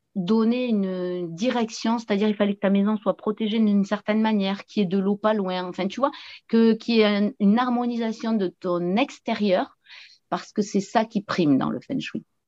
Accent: south-west France, France; accent: southern; je viens du sud-ouest de la France et euh, j'habite une petite commune au pied des, au pied des montagnes pyrénéennes, hein, juste à la frontière espagnole. Et voilà, dans un beau paysage magnifique. Et je suis non plus pas très loin de l'océan où je suis aujourd'hui, d'ailleurs, dans ma ville natale

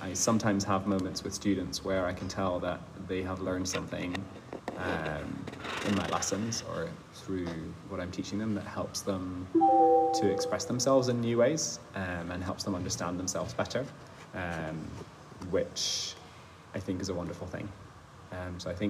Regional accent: Scotland, United Kingdom; also born or lived in Germany; now in Switzerland; So I grew up in Scotland. Most of my childhood was in Scotland

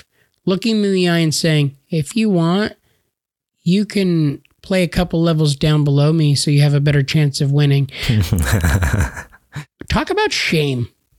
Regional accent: United States; We're American

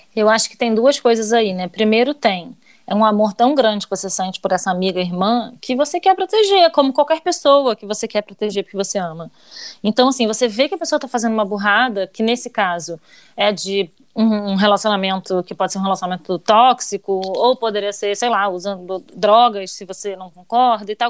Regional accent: Rio de Janeiro, Brazil; Eu nunca saí do Rio de Janeiro

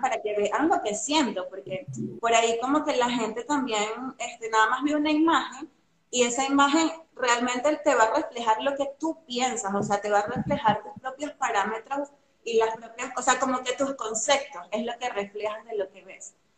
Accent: Venezuela; moved away as an adult; now in Argentina; soy venezolana, tengo siete años viviendo aquí en Argentina

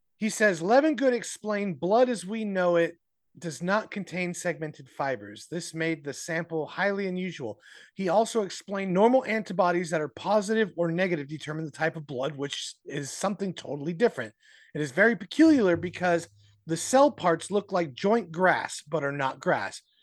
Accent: Arizona, United States; my home state

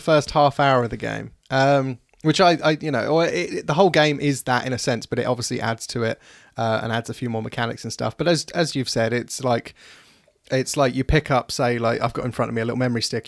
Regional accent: United Kingdom; we're British

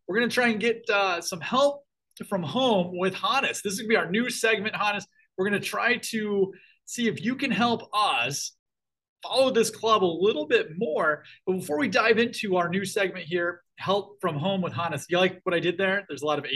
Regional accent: United States; as an American fan

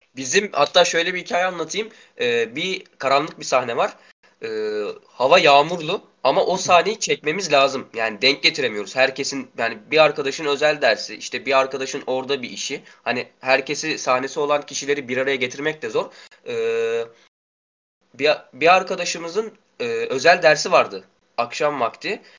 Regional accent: Karabük Province, Turkey; now in Karasu, Turkey; ben buralı değilim, Karabüklüyüm. Ee, babamın işinden dolayı buradayız biz.

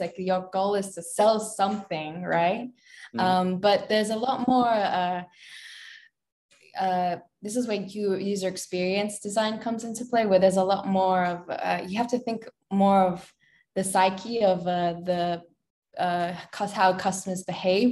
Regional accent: Australia; moved away as an adult; also born or lived in Philippines; I was born and raised in Australia

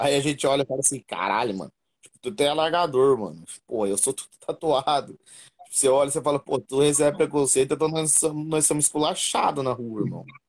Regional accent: Paraná, Brazil; moved away as an adult; now in São Paulo, Brazil; sou do Paraná

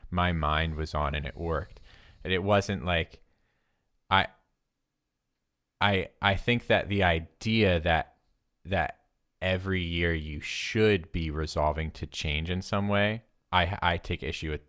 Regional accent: United States; I, I am an American

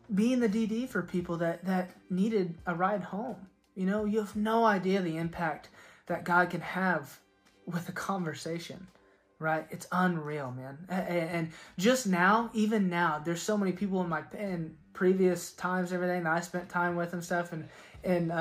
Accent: Oklahoma, United States; I was from Oklahoma

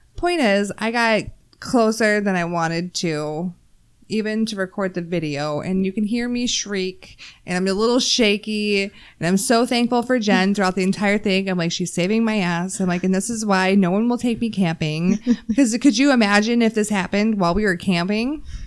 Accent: Texas, United States; I'm from Texas

